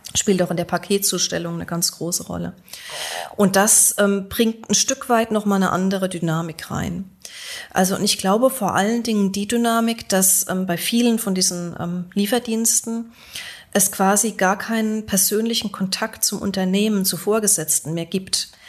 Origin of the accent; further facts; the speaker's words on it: Göttingen, Lower Saxony, Germany; Also auch in Göttingen, wo ich herkomme